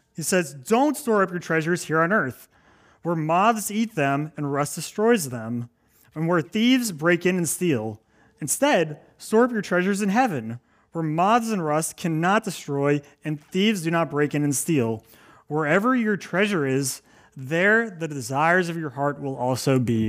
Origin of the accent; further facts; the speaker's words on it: Maryland, United States; moved away as an adult; now in Cape Cod, United States; I am not from Cape Cod. I am from Maryland